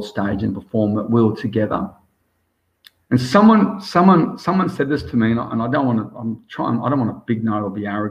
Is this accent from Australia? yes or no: yes; Australia; also born or lived in South Africa; I'm so proud to be Australian. And I'm technically, my blood's South African, but I'm Australian